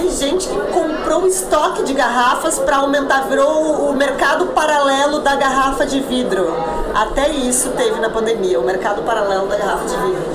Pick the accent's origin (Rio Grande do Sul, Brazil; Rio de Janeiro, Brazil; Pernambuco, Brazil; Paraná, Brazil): Rio Grande do Sul, Brazil; now in São Paulo, Brazil; como eu sou do Rio Grande do Sul e hoje eu vivo em São Paulo